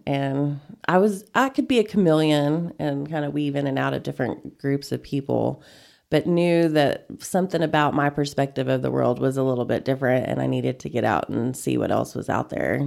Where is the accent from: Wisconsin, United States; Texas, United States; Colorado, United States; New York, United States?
Texas, United States; Panhandle; moved away as an adult; also born or lived in Denton, Texas / Austin, Texas; now in Amarillo, United States; I grew up in Panhandle. It's about thirty miles from here. Went preschool through graduation over there